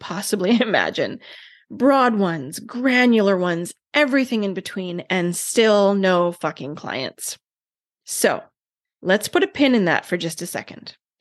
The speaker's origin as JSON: {"language": "English", "country": "Canada", "said": "I'm Canadian"}